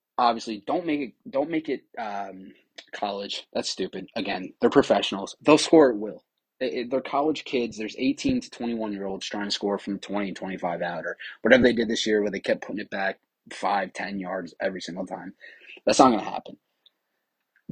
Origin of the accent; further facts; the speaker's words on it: New York, United States; I'm from New York